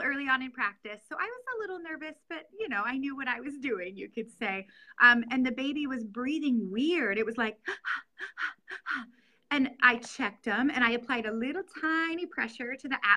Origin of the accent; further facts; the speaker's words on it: Norfolk, Nebraska, United States; also born or lived in Lincoln, Nebraska; I'm from Norfolk, Nebraska, which is where I currently practice. I was born in Lincoln, Nebraska